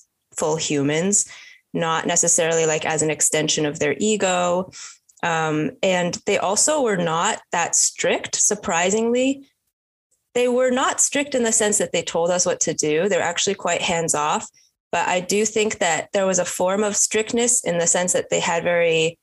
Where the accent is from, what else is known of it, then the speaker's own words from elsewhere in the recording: suburbs of Boston, Massachusetts, United States; also born or lived in Raleigh, North Carolina; at age two, I moved up to the suburbs of Boston with my parents. So I grew up in a pretty suburban but leaning towards rural environment